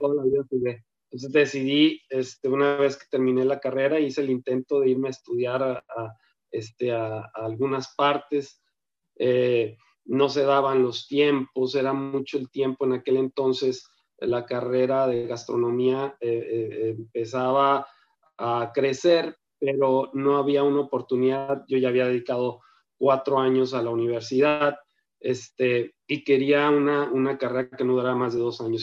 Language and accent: Spanish; Sonora, Mexico; also born or lived in Ocotlán, Jalisco; ya desde muy pequeño me tocó este, arribar a estas tierras procedente de Jalisco, que también es una tierra que amo, pero la verdad que aquí me formé, aquí yo soy sonorense